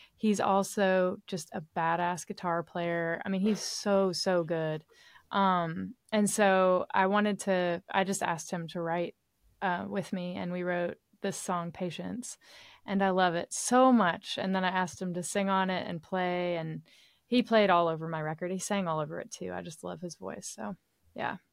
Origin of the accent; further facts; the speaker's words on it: East Tennessee, United States; now in Nashville, United States; my hometown, which is in East Tennessee. Um, I live in Middle Tennessee, where Nashville is